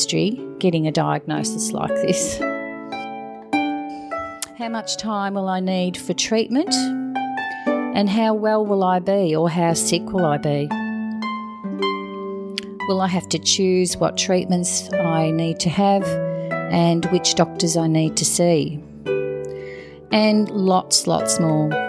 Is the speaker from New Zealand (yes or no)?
no; Geelong, Victoria, Australia; work part-time in one of the oncology wards in my hometown of Geelong